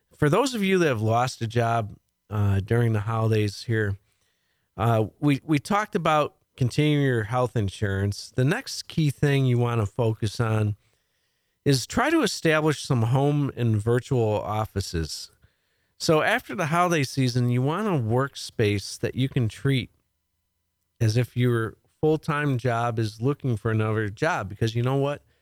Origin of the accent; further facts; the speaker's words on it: League City, Texas, United States; League City, my hometown